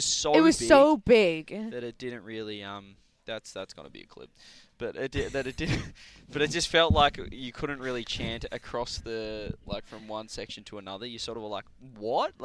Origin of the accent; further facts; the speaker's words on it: Australia; I'm Australian